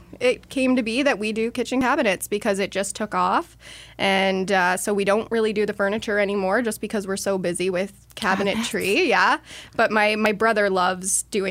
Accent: Bath, Ontario, Canada; moved away as an adult; now in Bay of Quinte, Canada; I grew up in Bath, which is near the Kingston area because it's a little town

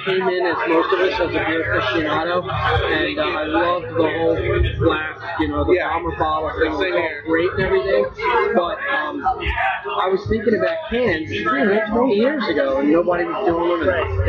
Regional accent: Bakersfield, California, United States; My business partner, one of the founders of the brewery, we grew up here in Bakersfield.

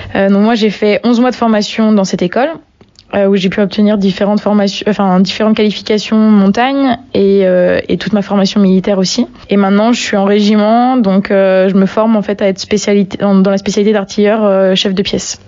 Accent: Brittany, France; moved away as an adult; also born or lived in Paris; je suis originaire de Bretagne, donc pas du tout de la montagne

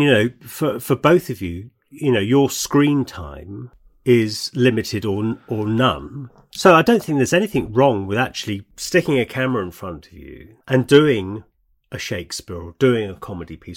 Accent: United Kingdom; We're British

